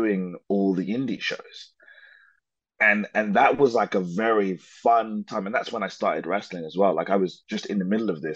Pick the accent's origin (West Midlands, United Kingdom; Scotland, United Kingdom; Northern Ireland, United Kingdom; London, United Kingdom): London, United Kingdom; when you live in London, like I guess I feel like okay, I say I'm Nigerian, sometimes I say I'm English, but this part of Nigerian that I say that I am, I've never actually seen it